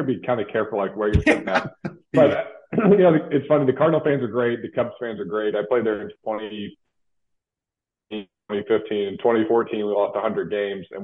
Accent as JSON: {"language": "English", "town": "St. Louis", "region": "Missouri", "country": "United States", "tie": "born or raised there", "said": "I'm from St. Louis, Missouri"}